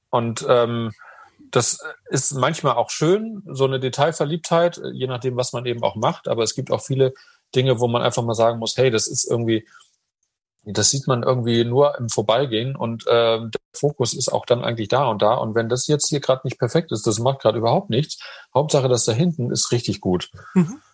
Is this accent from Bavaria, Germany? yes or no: no; Hamburg, Germany; moved away as an adult; also born or lived in Munich; ich bin eben auch Hamburger